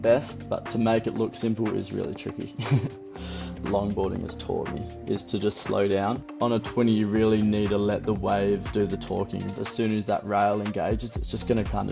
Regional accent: Perth, Western Australia, Australia; now in Margaret River, Australia; I grew up in Perth, which is 3 hours north of where I am now.

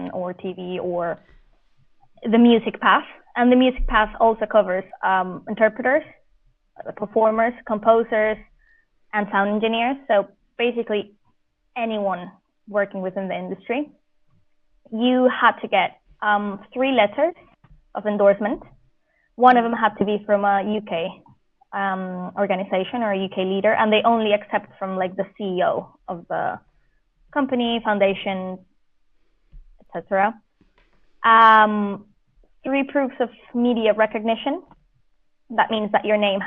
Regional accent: Colombia; moved away as an adult; also born or lived in Vienna, Austria; now in United Kingdom; I'm Colombian

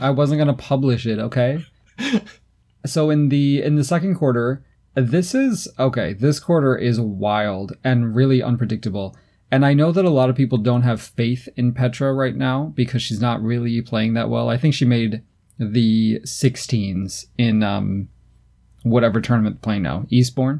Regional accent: United States; being American

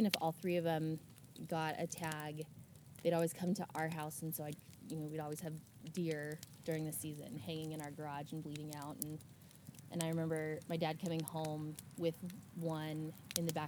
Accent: Arizona, United States; moved away as an adult; now in Canby, United States; I'm originally from Arizona. I live in Canby now. I've been in Oregon for just about 4 years. Grew up in a hunting family.

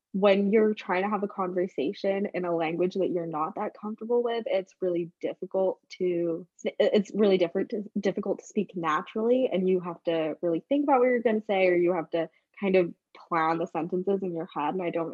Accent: London, United Kingdom; accent: British; moved away; also born or lived in Singapore; I grew up in London, I was very much immersed in British culture. I went to a very British, very white school

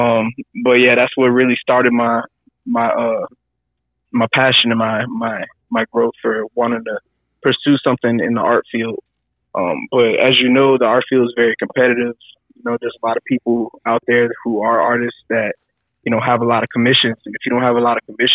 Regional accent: Tampa, Florida, United States; moved away as an adult; now in Oregon, United States; I'm from Tampa, been there my whole life

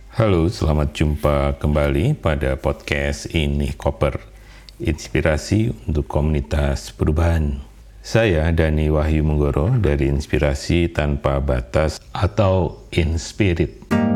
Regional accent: Indonesia

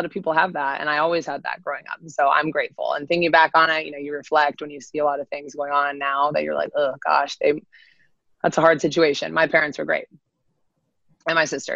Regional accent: Avon, Connecticut, United States; I am from Connecticut. Avon, Connecticut, little town.

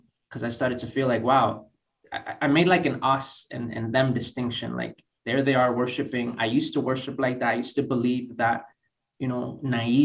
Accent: Boston, Massachusetts, United States; moved away as an adult; now in Oxford, United Kingdom; basically born and raised in Boston

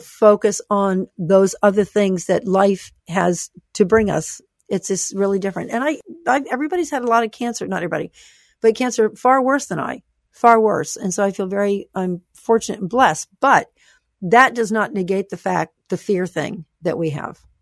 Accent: the South, United States; I grew up in the South

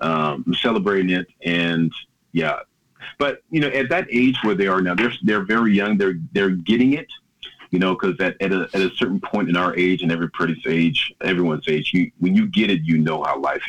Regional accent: Jacksonville, Florida, United States; moved away as an adult; also born or lived in New York / Tallahassee, Florida; now in Norway; my father was a police officer as well in Jacksonville, Florida. That's my hometown city.

